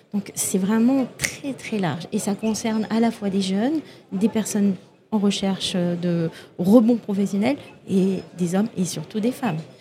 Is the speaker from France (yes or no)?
yes; Toulouse, Occitania, France; je viens de Toulouse